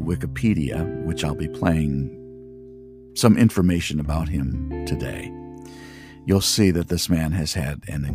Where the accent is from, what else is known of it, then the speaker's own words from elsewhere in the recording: Michigan, United States; I'm from Michigan